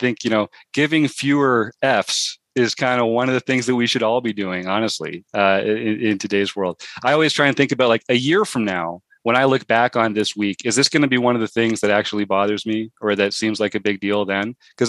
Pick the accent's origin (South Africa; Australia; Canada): Canada; Toronto, Ontario; I grew up in Toronto.